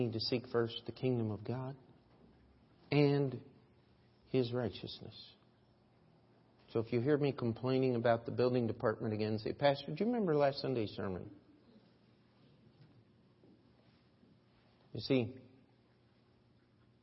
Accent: United States; as an American

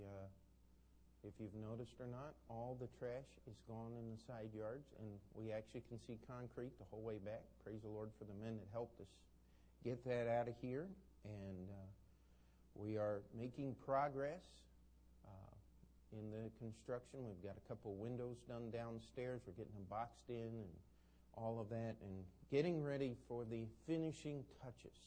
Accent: Maryland, United States; moved away; the pastor of the church I grew up in Maryland

